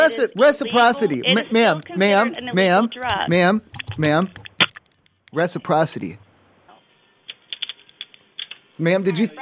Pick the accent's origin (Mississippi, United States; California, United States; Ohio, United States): Ohio, United States; cause I'm from Ohio mm-hmm. and I don't know if you know this, but last week Ohioans, we're allowed to smoke marijuana now.